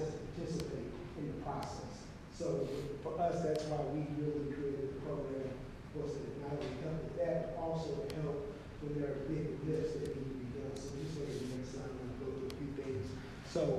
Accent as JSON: {"language": "English", "country": "United States", "tie": "born or raised there", "said": "I chose to live in O5 neighborhood, because that's where I grew up in Walnut Park and in O5"}